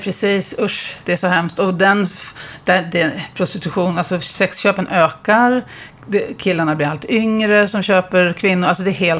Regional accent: Uppsala, Uppsala County, Sweden; i Uppsala, där jag kommer ifrån

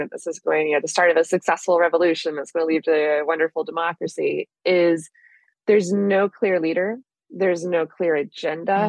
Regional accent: United States; as Americans

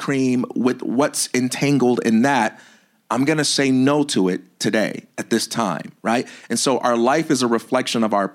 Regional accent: Chicago, Illinois, United States; I am a Black American male, or I am a Christian, or I am from Chicago

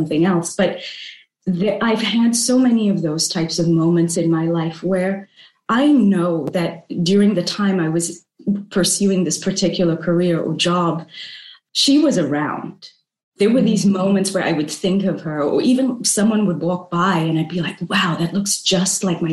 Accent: South Africa; moved away as an adult; also born or lived in New York City; now in Hong Kong; I grew up in South Africa. You know, eventually I left, I traveled the world, and I ended up in New York City

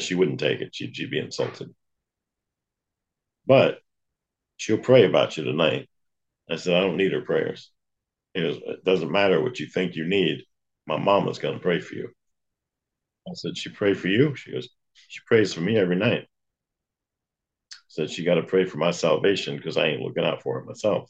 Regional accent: the South, United States; I grew up in the South

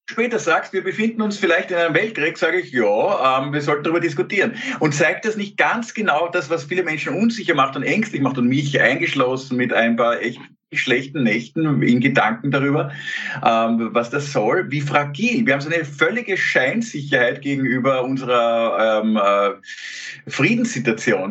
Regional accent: Austria; also born or lived in Klosterneuburg; auch als Österreicher

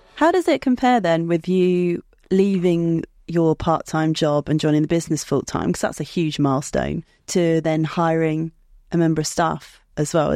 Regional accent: United Kingdom; I'm a British citizen

